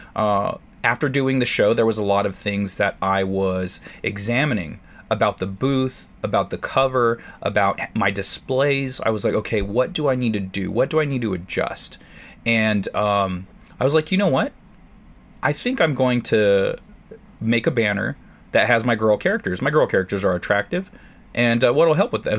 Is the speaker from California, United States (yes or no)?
yes; San Diego, California, United States; San Diego helped being in my hometown